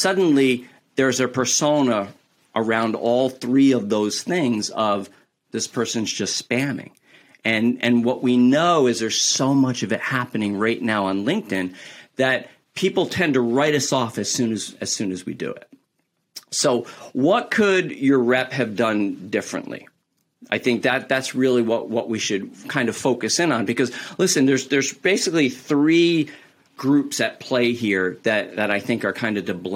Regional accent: New York, United States; I'm from New York

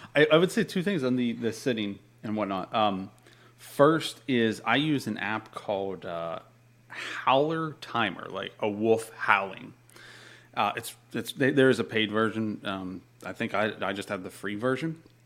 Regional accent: Pennsylvania, United States; moved away as an adult; also born or lived in Florida; I'm from Pennsylvania. Uh, moved to Florida when I was 19

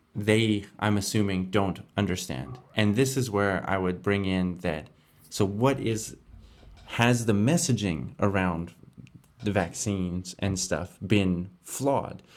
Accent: Canada; moved away; my home country of Canada

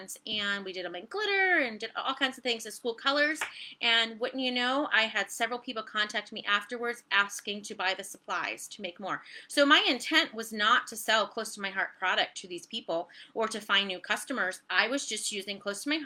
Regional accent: Virginia, United States; also born or lived in Ohio; So I live in Virginia. I grew up in Virginia. We detoured to Ohio. Now we're back

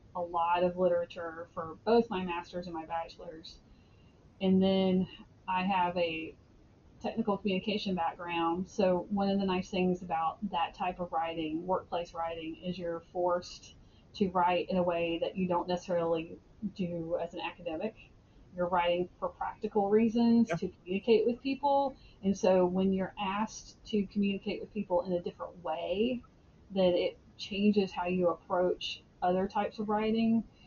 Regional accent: Alabama, United States; I grew up in Alabama.

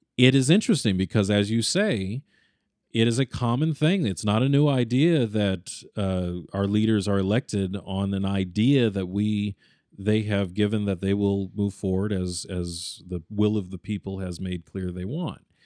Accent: United States; as an American, and this is where my American sensibilities come

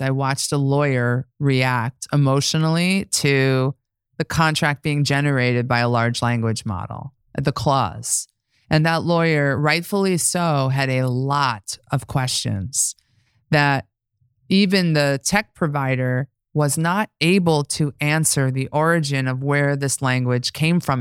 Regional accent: New York, United States; I'm from New York

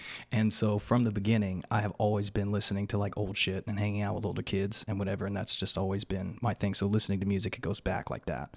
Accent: Yuma, Arizona, United States; also born or lived in Bellingham, Washington / Phoenix, Arizona; I was raised in Yuma, Arizona from the time I was three.

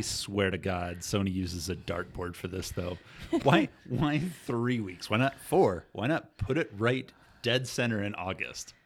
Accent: Iowa, United States; where I grew up in Iowa.

